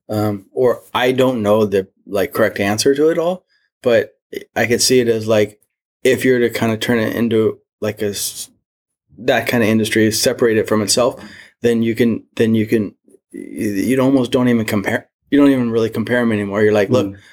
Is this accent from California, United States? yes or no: yes; Mission Viejo, California, United States; born and raised in Southern California, in between LA and San Diego, and Orange. It's called Orange County, Mission Viejo.